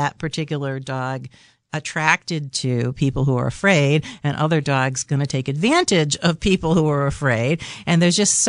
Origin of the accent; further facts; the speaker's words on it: New York City, New York, United States; I grew up in New York City in an apartment